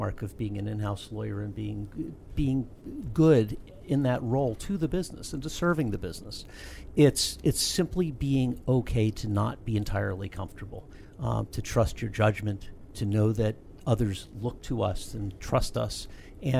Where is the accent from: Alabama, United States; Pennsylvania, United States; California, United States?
Pennsylvania, United States; Lancaster County; I am a native, proud native of Lancaster County, Pennsylvania, Amish country.